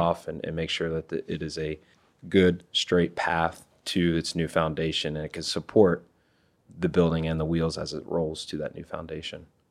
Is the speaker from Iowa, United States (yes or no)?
yes; Iowa, United States; now in Maryland, United States; I'm originally from Iowa.